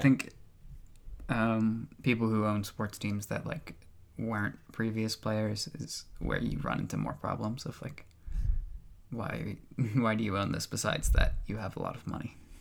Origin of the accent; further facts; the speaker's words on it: United States; I'm the American here